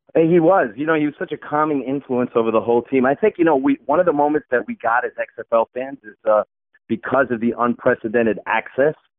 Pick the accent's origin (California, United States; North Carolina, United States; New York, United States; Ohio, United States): New York, United States; New York City; born and raised in Brooklyn